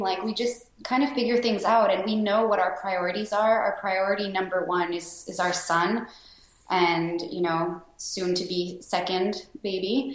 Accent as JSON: {"language": "English", "town": "Sherbrooke", "region": "Quebec", "country": "Canada", "tie": "born or raised there", "said": "My home city is Sherbrooke, Quebec. It's a small city about an hour and a half outside of Montreal. So that's where I was born and raised."}